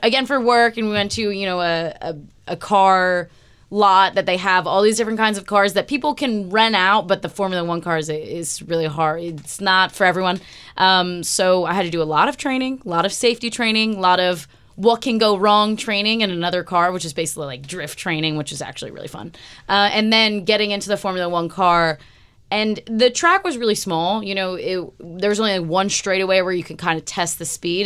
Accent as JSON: {"language": "English", "country": "United States", "said": "as an American sports fan"}